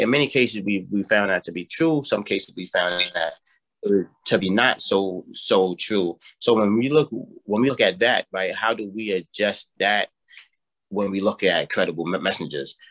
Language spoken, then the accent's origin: English; New York City, New York, United States; born and raised in the South Bronx